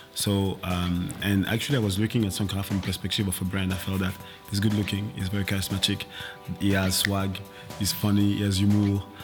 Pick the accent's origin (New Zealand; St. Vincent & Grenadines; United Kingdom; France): France; moved away; I'm born and raised in France